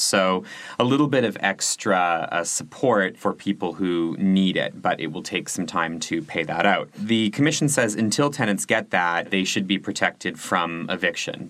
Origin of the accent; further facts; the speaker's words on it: Canada; now in Germany; I'm Canadian